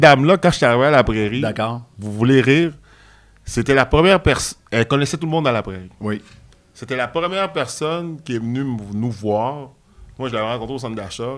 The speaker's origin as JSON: {"language": "French", "region": "Quebec", "country": "Canada", "tie": "born or raised there", "said": "je suis né au Canada. Puis quand tu es né au Canada, puis euh, le Québec, c'est une province."}